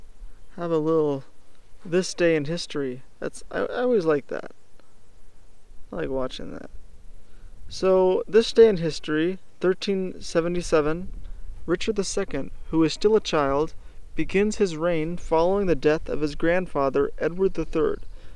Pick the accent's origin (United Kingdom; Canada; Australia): Australia; I'm just an Aussie.